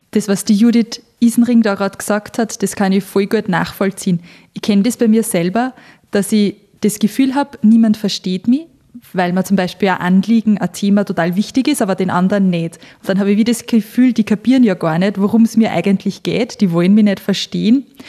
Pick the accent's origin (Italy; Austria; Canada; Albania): Austria; moved away as an adult; now in Switzerland; ich bin ja frisch aus Österreich in die Schweiz gezogen vor ein paar Monaten